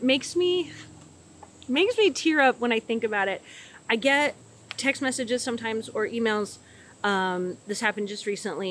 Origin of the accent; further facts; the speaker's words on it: Redding, California, United States; moved away as an adult; also born or lived in Bay Area, California; now in Nashville, United States; So I'm from California. I grew up in way Northern California in Redding, but I'm from the Bay Area originally